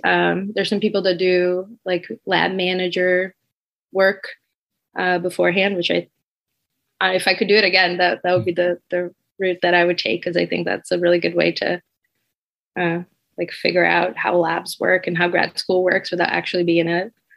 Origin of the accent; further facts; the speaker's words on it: Brazil; moved away as an adult; now in Michigan, United States; I'm from Brazil